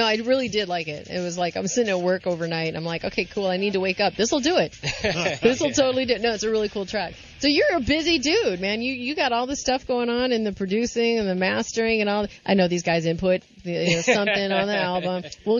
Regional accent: St. Louis, Missouri, United States; moved away; Because I'm from Missouri. Oh, I'm from St. Louis.

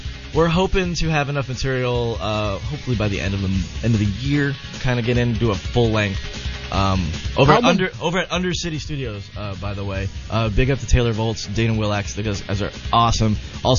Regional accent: Philippines; I'm Filipino.

